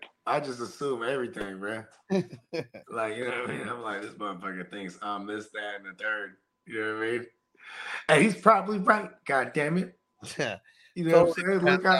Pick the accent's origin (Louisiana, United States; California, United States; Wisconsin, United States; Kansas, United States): California, United States; Bay Area; I was born and raised in the mighty, mighty Bay Area.